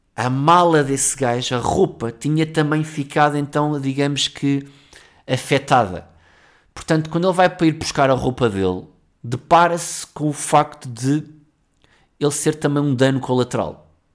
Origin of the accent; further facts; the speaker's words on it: Cacém, Lisbon, Portugal; somos do Cacém e não tínhamos muitas posses